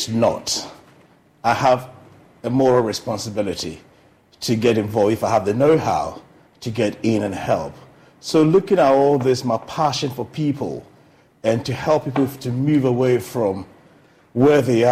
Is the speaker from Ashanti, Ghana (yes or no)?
yes; Kumasi, Ashanti, Ghana; moved away as an adult; also born or lived in England; I grew up in Kumasi, went to Pokowari School, Form 1 to Upper 6, left to England